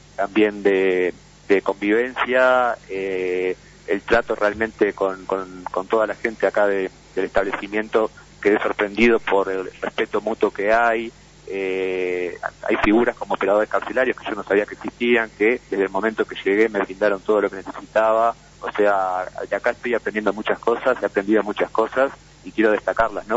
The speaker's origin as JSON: {"language": "Spanish", "region": "Montevideo", "country": "Uruguay", "said": "soy de Montevideo"}